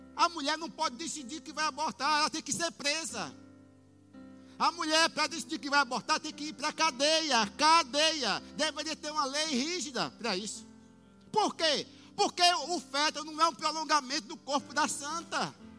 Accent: Brazil

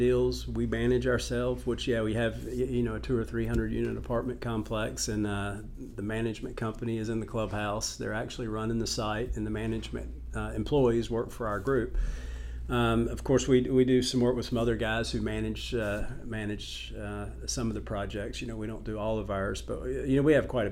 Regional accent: North Carolina, United States; I grew up in North Carolina

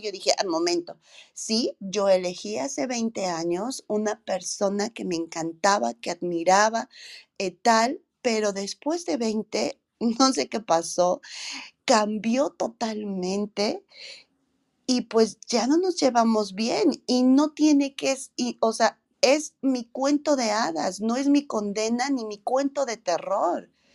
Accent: Mexico; nosotros como mexicanas

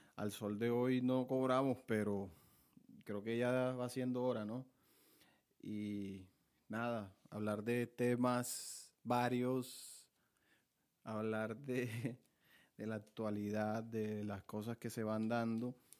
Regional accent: Montelíbano, Córdoba, Colombia; soy de Montelíbano, Córdoba

